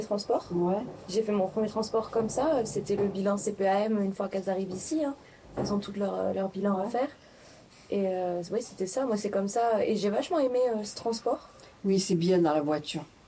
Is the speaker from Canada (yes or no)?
no; Bayonne, Nouvelle-Aquitaine, France; je suis née à Bayonne